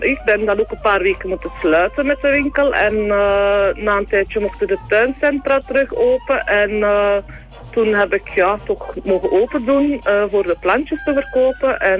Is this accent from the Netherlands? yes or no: no; Waasland, Flanders, Belgium; moved away as an adult; also born or lived in Rupelmonde; now in Voeren, Belgium; ik ben niet van Voeren. Ik ben afkomstig uit het Waasland. dat ligt iets voorbij Antwerpen. Ja, ja. Ehm, ik ben daar ook geboren en getogen eigenlijk. Eh, dus ik ben van 1974.